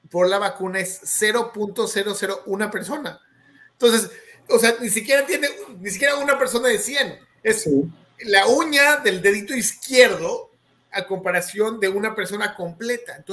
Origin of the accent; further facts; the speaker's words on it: Mexico City, Mexico; soy de la Ciudad de México, esto todo mi pasado también